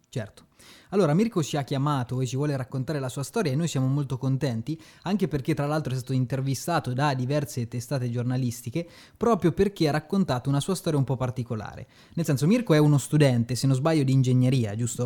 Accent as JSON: {"language": "Italian", "country": "Italy"}